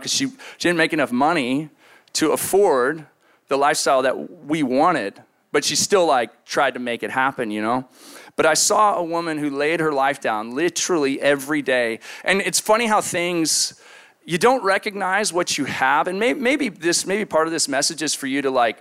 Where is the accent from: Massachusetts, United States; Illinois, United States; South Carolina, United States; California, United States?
California, United States; San Luis Obispo; moved away; I was from the Central Coast.